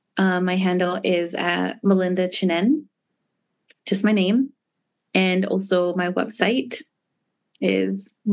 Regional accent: Hawaii, United States; I grew up in Hawaii where nature is so valued.

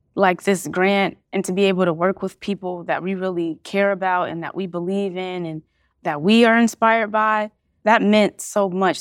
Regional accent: Cincinnati, Ohio, United States; I'm born and raised in Cincinnati, Ohio

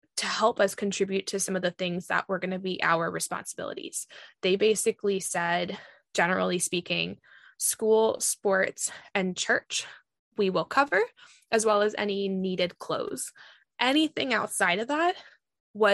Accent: Virginia, United States; growing up in Virginia

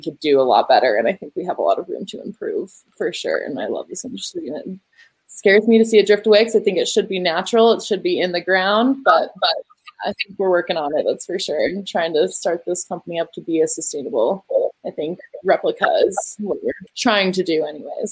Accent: Colorado, United States; the state of Colorado specifically, my home state that I love

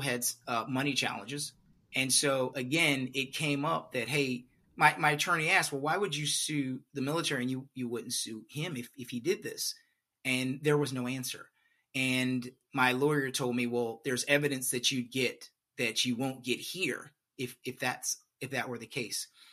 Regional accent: Beaumont, Texas, United States; I'm originally from a place called Beaumont, Texas

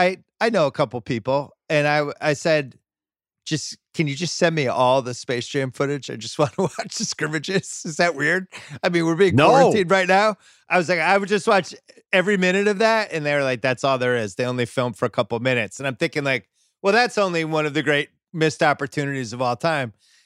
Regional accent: New England, United States; we always heard like growing up in New England about Bird's legendary work ethic.

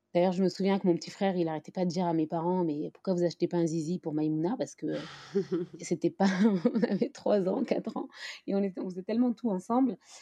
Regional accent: France; moi, j'ai grandi, je suis née en France, j'ai évolué dans, cette société française

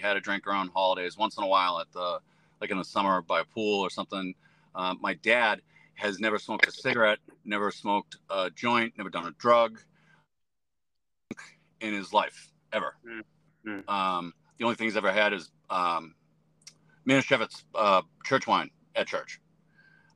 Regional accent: Methuen, Massachusetts, United States; I am from Methuen, Massachusetts

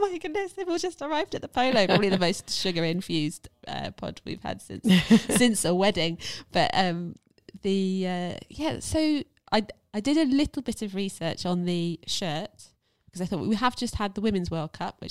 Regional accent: England, United Kingdom; I am English

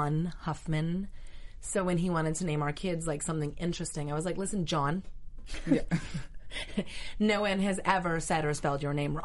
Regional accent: Vancouver, British Columbia, Canada; moved away as an adult; also born or lived in Tokyo / Germany / Dallas; now in Los Angeles, United States; I'm Canadian

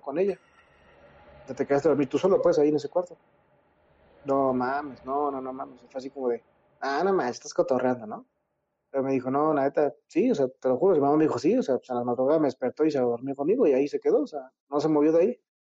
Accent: Mexico City, Mexico; yo soy de aquí, de la Ciudad de México, pero me mudé al Estado de México.

